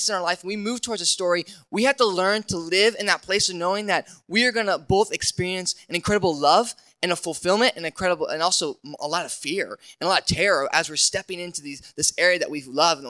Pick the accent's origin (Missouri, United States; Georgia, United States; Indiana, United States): Indiana, United States; I grew up in Indiana